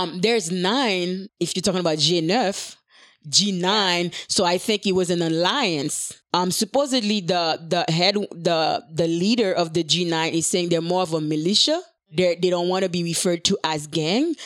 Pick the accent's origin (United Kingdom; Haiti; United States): Haiti; moved away; growing up in Haiti.